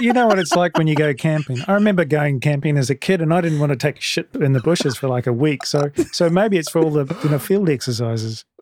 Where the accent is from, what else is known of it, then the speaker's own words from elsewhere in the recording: New Zealand; now in Germany; as a New Zealander